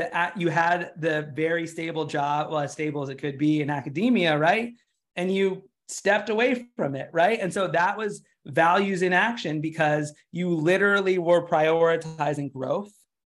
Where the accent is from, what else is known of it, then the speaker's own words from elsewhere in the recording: United States; I'm from the United States